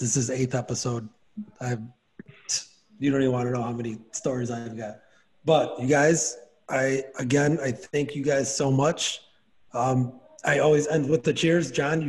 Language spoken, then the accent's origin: English; Chicago, Illinois, United States; It's my hometown, though. It's my hometown.